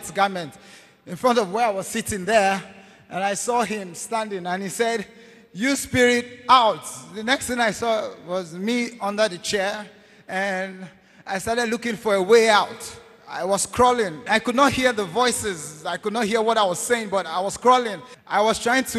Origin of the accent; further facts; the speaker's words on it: Anambra, Nigeria; I am from Anambra State.